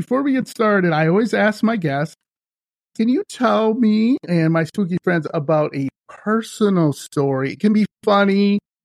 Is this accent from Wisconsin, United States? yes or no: yes; Wisconsin, United States; I am from Wisconsin